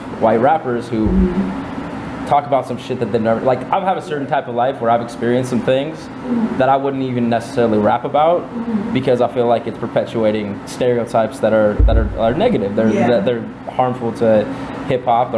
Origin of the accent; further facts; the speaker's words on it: Fresno, California, United States; I grew up in Fresno